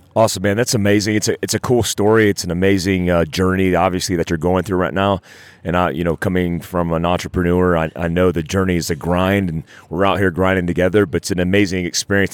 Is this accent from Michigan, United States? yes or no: no; North Carolina, United States; I grew up in North Carolina and I had a mud Jeep